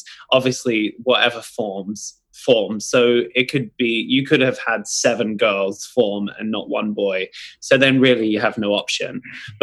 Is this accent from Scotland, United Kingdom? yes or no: no; London, United Kingdom; moved away; I am originally from London, and my family, we've just always had children around